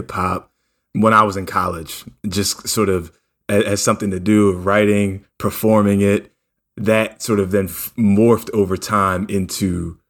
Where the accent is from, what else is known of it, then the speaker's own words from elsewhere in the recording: New Jersey, United States; I grew up in South Jersey and in a place that was pretty diverse.